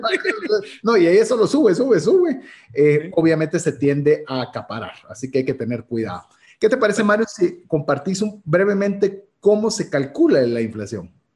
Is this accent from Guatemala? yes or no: yes; Guatemala